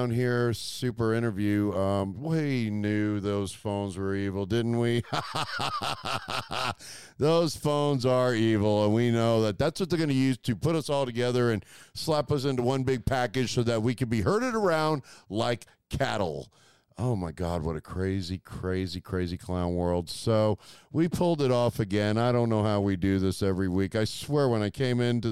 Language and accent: English; United States; I was born in America